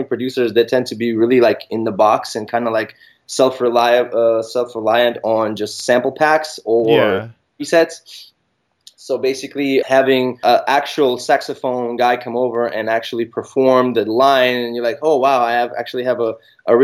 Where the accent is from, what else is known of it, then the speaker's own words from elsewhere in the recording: Israel; I'm from Israel